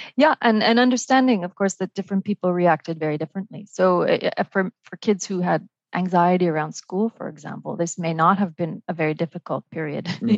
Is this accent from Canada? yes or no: yes; Montreal, Quebec, Canada; also born or lived in Vancouver, Canada; now in Paris, France; I live uh, in Paris and work at the OECD, uh, but I'm originally Canadian from uh, Montreal and close to Vancouver